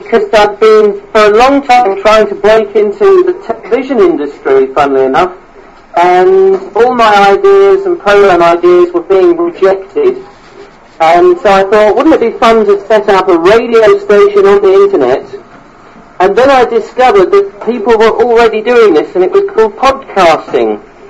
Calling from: South East England, United Kingdom; I'm in Warren in West Sussex, which is at the south of England, near Brighton.

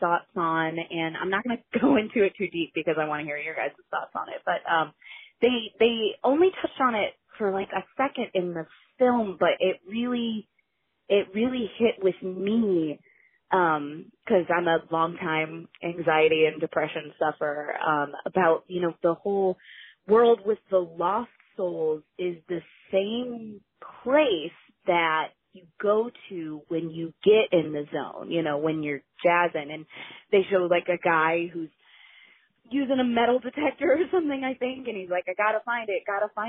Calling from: Ohio, United States; I'm calling from Ohio

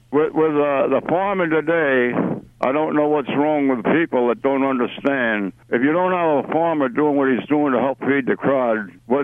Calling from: Lenhartsville, Pennsylvania, United States; Yeah, it's Lenhartsville. It's right outside of Kutztown.

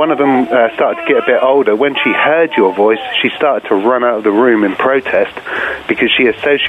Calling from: Norwich, East of England, United Kingdom; I'm calling from Norwich in the UK.

